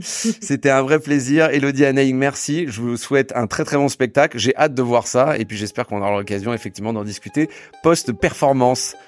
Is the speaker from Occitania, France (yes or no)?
no; Saint-Malo, Brittany, France; Je suis de Saint-Malo